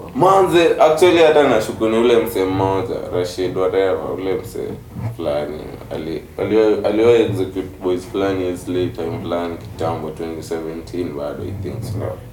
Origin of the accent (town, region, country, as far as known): Kenya